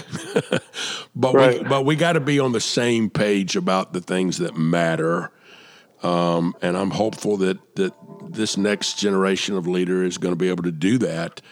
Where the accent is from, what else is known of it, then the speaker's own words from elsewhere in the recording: Atlanta, Georgia, United States; my hometown of Atlanta